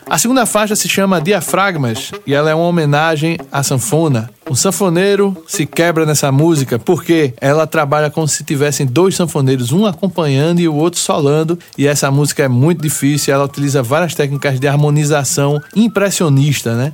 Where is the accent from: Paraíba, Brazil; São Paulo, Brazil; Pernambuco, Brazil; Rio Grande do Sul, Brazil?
Pernambuco, Brazil; a identidade que a gente tem como pernambucano